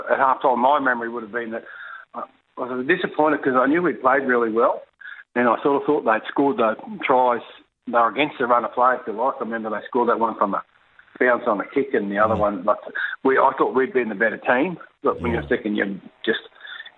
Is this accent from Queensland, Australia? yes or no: yes; Queensland, Australia; you're a young kid growing up in Queensland in the 80s